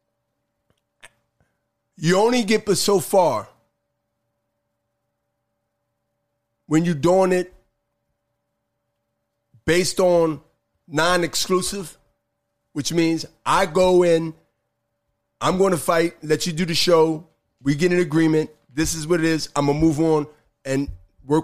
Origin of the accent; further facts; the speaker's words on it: Philadelphia, Pennsylvania, United States; I'm from Philly